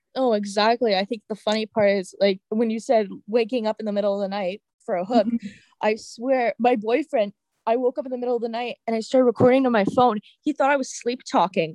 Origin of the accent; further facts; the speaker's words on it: Canada; also born or lived in California, United States; I turned about two years old, we decided to move back to Canada to see my grandmother and have our family who was around us, and also for me to learn French